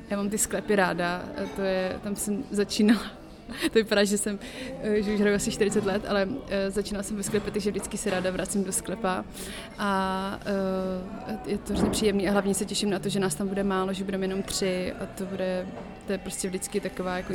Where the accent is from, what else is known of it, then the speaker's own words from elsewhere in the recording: Prague, Czechia; je mi 28 let, pocházím z Prahy